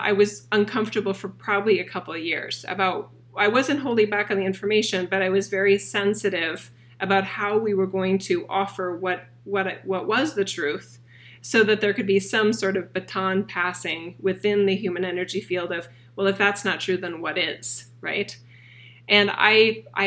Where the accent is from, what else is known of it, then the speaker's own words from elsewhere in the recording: Boise, Idaho, United States; my hometown of Boise, Idaho